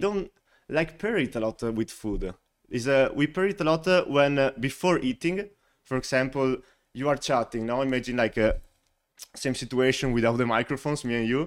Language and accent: English; Veneto, Italy; English is a second language; moved away as an adult; now in Washington, D.C., United States; I was born and raised, uh, in Italy, in, uh, like, surrounded by the Prosecco Hills.